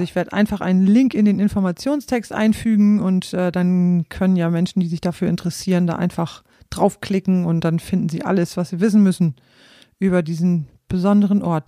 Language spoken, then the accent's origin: German; East Frisia, Lower Saxony, Germany; ich stamme aus Ostfriesland